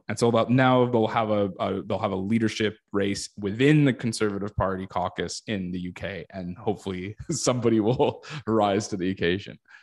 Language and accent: English; Canada; as a Canadian